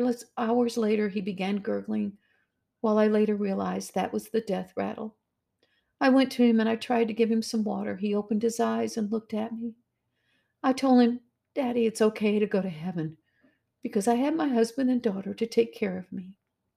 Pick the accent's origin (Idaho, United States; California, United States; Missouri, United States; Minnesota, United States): Missouri, United States; I'm from Missouri, after all. That's the show me state, ladies.